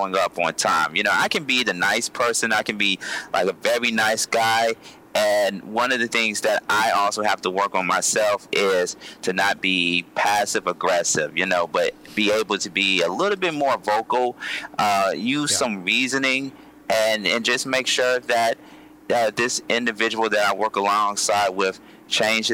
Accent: Columbus, Georgia, United States; I'm from Columbus, Georgia

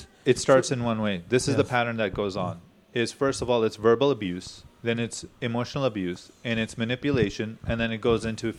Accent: Chicago, Illinois, United States; no, we're from Chicago, I don't know.

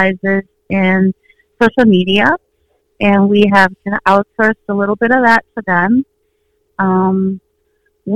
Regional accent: Minnesota, United States; I was born and raised in Minnesota

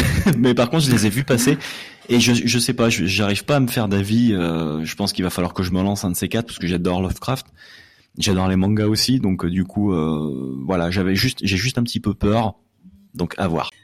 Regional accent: Lyon, Auvergne-Rhône-Alpes, France; je suis originaire de Lyon

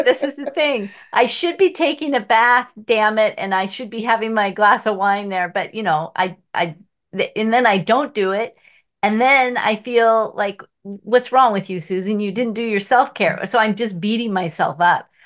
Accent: Seattle, Washington, United States; I was born in Seattle, and here I am, three miles from where I grew up

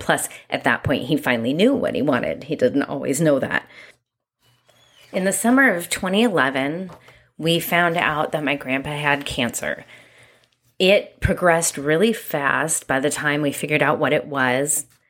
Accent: Santa Ynez, California, United States; also born or lived in Long Beach, California; For most of my childhood, I lived on a five-acre ranch in a very small town called San Ynez, California

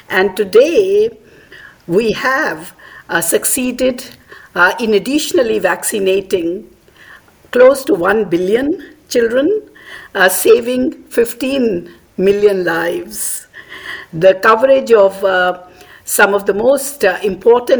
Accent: India; moved away as an adult; also born or lived in Australia; my home country in India.

